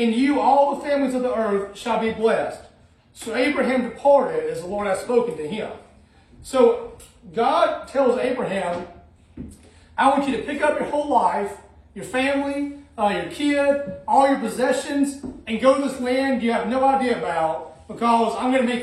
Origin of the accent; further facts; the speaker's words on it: Alabama, United States; moved away as an adult; also born or lived in Illinois; I grew up my whole life in Alabama